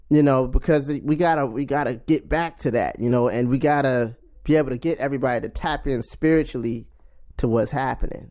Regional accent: Washington, District of Columbia, United States; also born or lived in Charlotte, North Carolina; I'm from Washington, D C. I was born in Charlotte, North Carolina, but raised in D C.

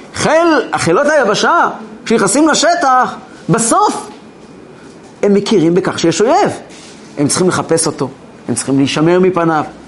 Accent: Kfar Chabad, Central District, Israel; אני גדלתי כילד בכפר חב"ד

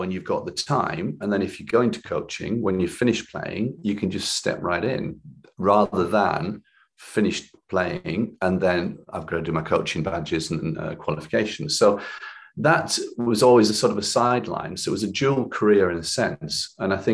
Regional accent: Cumbria, North West England, United Kingdom; growing up in Cumbria, I sort of missed an opportunity to train to a higher level from a young age

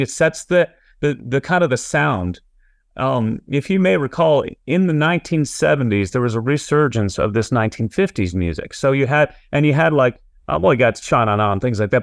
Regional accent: New England, United States; also born or lived in Massachusetts / Nashville; now in New Hampshire, United States; I grew up in New England

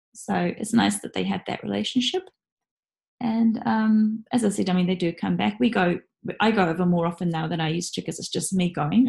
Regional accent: New Zealand; moved away as an adult; now in Japan; I was in New Zealand working

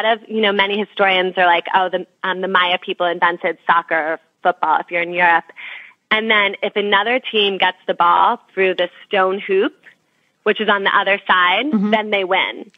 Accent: New Jersey, United States; I'm from New Jersey

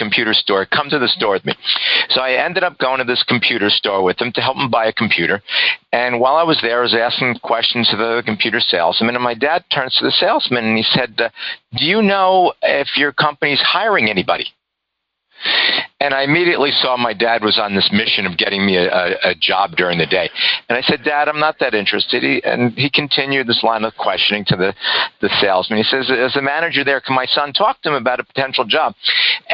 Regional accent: Yonkers, New York, United States; I was born and raised in Yonkers, New York.

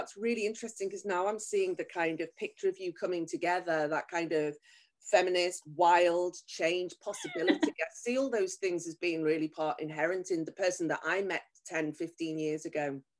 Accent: near Liverpool, North West England, United Kingdom; moved away as an adult; now in Tokyo, Japan; I was raised near Liverpool, 4 miles from Liverpool at the time

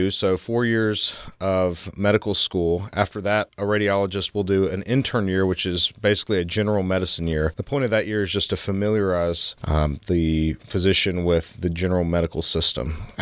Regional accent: Memphis, Tennessee, United States; also born or lived in Baltimore; I came from Memphis. I did my medical school and residency in Memphis, and then I did my fellowship at Johns Hopkins in Baltimore, Maryland.

